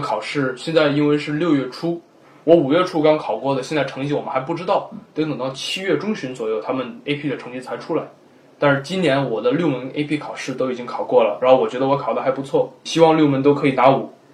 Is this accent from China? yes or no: yes; China; now in United States; 我们中国人